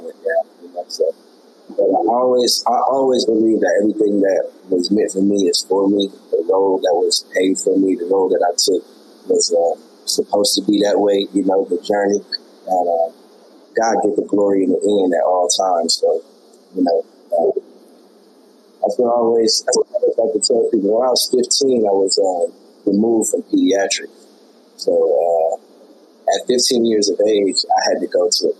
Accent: Des Moines, Iowa, United States; moved away as an adult; now in Orlando, United States; I come from Des Moines, Iowa, born and raised in the Midwest

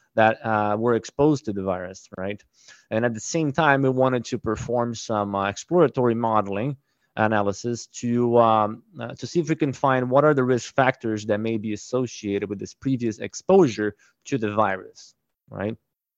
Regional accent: Brazil; moved away as an adult; also born or lived in Minnesota, United States; So originally, I am from Brazil. I was born in a family of hog producers.

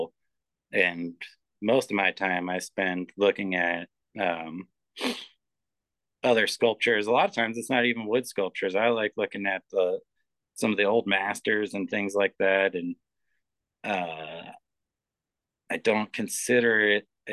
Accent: Philadelphia, Pennsylvania, United States; moved away; where I grew up in Philadelphia, there was the Rodin Museum.

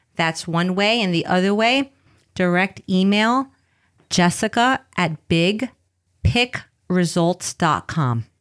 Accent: New York City, New York, United States; English is a second language; moved away as an adult; now in California, United States; I grew up in the Bronx, raised by my abuela. Uh, English is my second language.

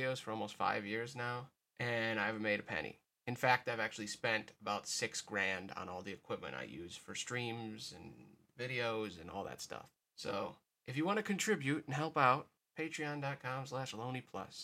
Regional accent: United States; as an American

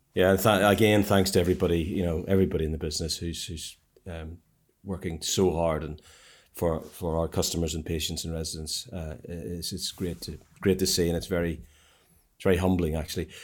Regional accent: Ireland; now in United Kingdom; I'm an Irishman

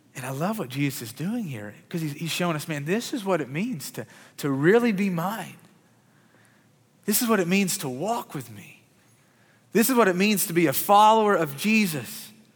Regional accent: Murray, Kentucky, United States; I grew up in Murray, Kentucky

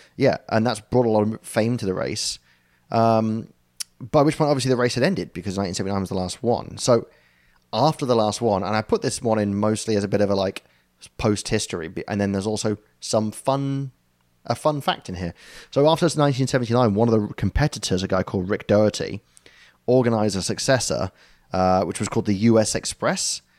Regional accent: United Kingdom

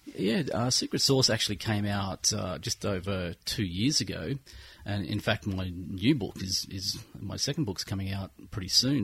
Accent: Nelson Bay, New South Wales, Australia; moved away as an adult; also born or lived in Brisbane; now in Gold Coast, Australia; I pretty much grew up in Nelson Bay, and I uh, I left the bay about oh, when I was 21, and uh, came back here to the Gold Coast.

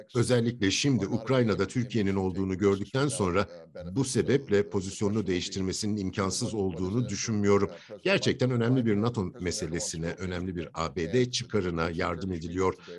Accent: United States; Atlantikçi Amerikalıyım

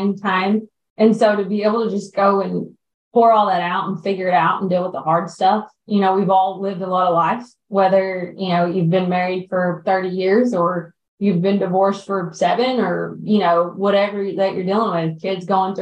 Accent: the South, United States; we grew up in the South

